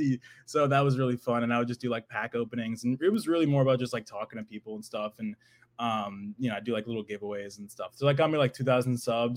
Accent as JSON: {"language": "English", "region": "New Hampshire", "country": "United States", "said": "I'm from New Hampshire, like an hour north of Boston"}